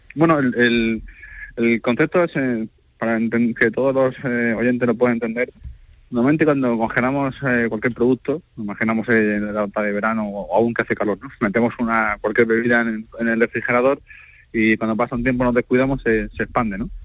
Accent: Almería, Andalusia, Spain; como andaluz, como almeriense, como español

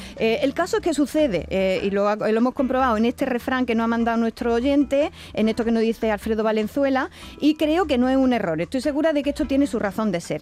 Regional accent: Alcaudete, Andalusia, Spain; en Alcaudete, Jaén, que es mi pueblo

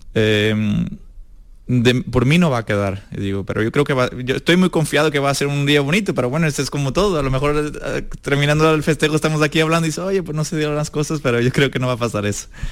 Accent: Portugal; moved away; also born or lived in Espartinas, Spain; yo empecé en Portugal

